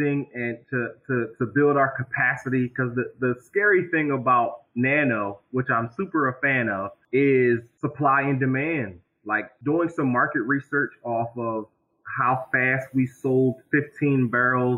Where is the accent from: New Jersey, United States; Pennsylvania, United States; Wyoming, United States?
Pennsylvania, United States; Philadelphia; now in Harrisburg, United States; me and … are born and raised in Philadelphia. We're both transplants to Harrisburg